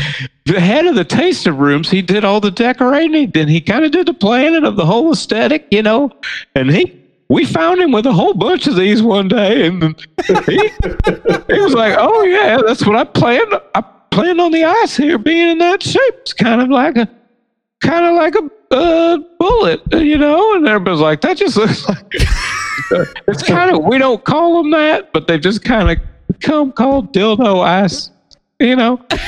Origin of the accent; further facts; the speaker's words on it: Indiana, United States; I said we're from Indiana and COVID-19 does not exist here